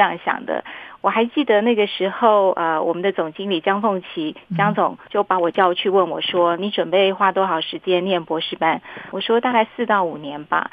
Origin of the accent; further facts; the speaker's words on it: Miaoli County, Taiwan; 因为我是苗栗人